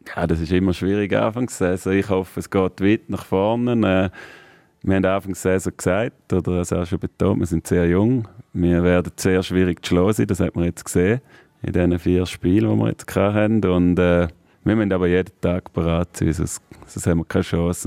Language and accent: German; Thurgau, Switzerland; bei dem Thurgau wieder, meine Heimat